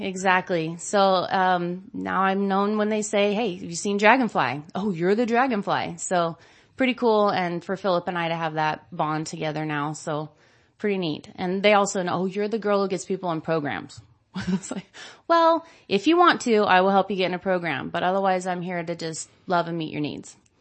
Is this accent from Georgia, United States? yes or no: no; Modesto, California, United States; I grew up, born and raised in Modesto and, um, actually out in the country